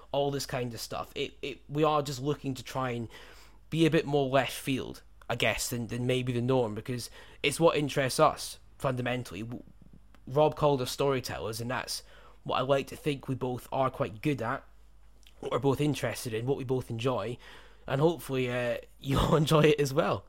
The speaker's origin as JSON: {"language": "English", "country": "United Kingdom", "tie": "born or raised there", "said": "in the U K where I was growing up"}